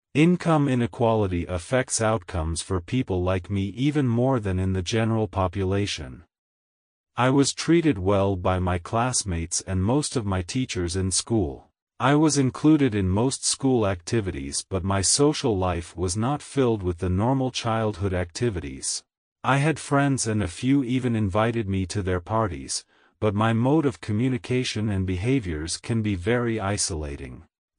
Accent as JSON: {"language": "English", "town": "Oakland", "region": "California", "country": "United States", "tie": "born or raised there", "said": "I grew up in Oakland, California. I attended Oakland Public Schools all the way from kindergarten through high school."}